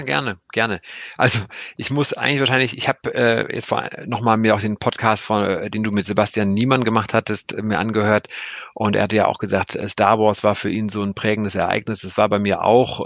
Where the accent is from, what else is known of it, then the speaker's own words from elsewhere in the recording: Cologne, North Rhine-Westphalia, Germany; ich komme ja aus Köln